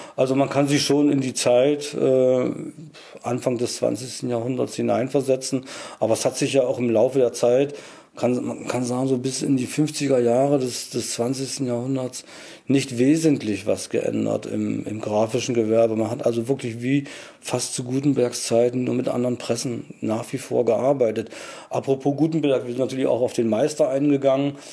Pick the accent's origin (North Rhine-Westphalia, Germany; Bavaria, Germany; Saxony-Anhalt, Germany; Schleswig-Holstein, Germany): Saxony-Anhalt, Germany; moved away as an adult; now in Mecklenburg, Germany; ich bin Migrant, habe einen sachsen-anhaltinischen Hintergrund sozusagen, bin aber durch meinen Erstberuf nach Mecklenburg gekommen, das war 1982